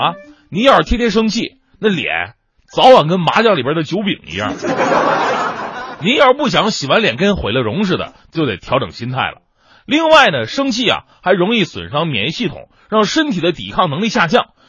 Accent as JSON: {"language": "Chinese", "region": "Northeast China", "country": "China", "said": "听到之后，我就特别纳闷儿我质问：谁说东北人脾气就一定不好了呢？"}